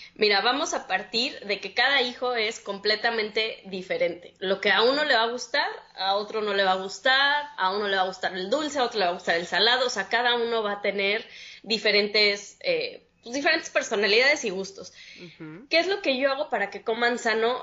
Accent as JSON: {"language": "Spanish", "region": "Mexico City", "country": "Mexico", "moved": "as an adult", "lives_now": "San Pedro Sula, Honduras", "said": "tengo dos años ahorita viviendo en Honduras, en San Pedro Sula, soy de la Ciudad de México"}